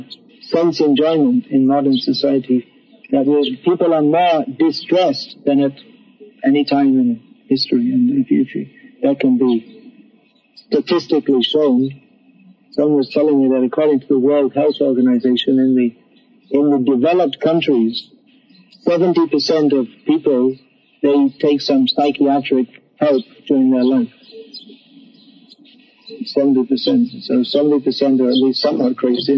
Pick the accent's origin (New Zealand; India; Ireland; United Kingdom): United Kingdom; England; when I was a kid growing up in England